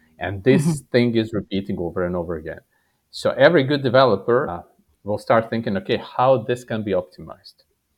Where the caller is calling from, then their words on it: Serbia; I'm physically sitting in Serbia. For people less familiar with third world countries, this is south of Hungary and east from Croatia and Italy.